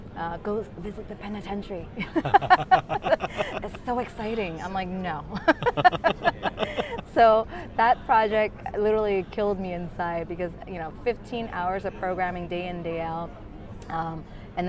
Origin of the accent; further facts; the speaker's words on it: Florida, United States; moved away as an adult; also born or lived in Guangzhou, China / California / San Francisco / Singapore; I was born in China, in Guangzhou, and when I was 8, my family uprooted to Florida in the U.S., and that's where I grew up until I graduated